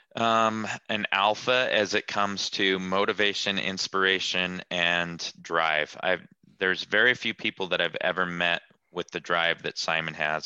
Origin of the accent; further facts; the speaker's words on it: Salt Lake City, Utah, United States; I'm from Salt Lake City, Utah.